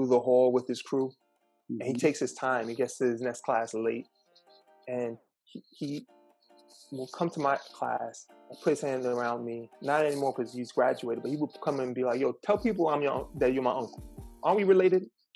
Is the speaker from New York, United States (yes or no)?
yes; New York City, New York, United States; I decided to return to my hometown to teach